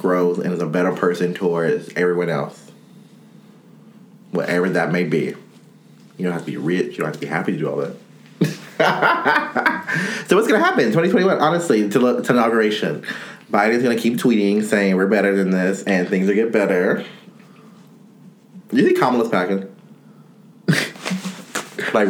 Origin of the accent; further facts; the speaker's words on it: United States; I'm such an American sometimes